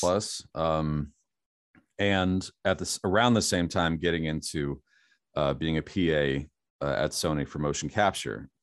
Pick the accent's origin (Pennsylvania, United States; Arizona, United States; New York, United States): Pennsylvania, United States; Steelers country; moved away; I grew up in Steelers country